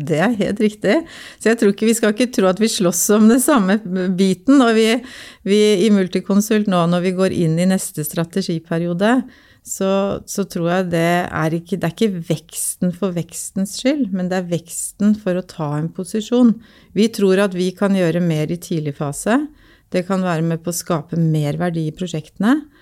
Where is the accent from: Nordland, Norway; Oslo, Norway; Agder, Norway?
Oslo, Norway; Jeg er jo født og oppvokst på Linderud eh, i Groruddalen